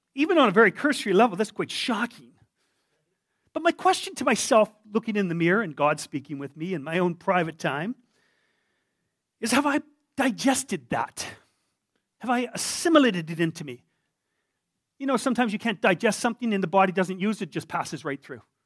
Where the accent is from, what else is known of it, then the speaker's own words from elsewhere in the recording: Canada; me a Canadian